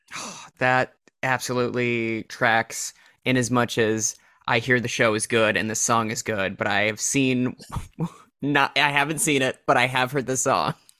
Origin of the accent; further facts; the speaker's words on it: Minnesota, United States; also born or lived in South Dakota; my home state of Minnesota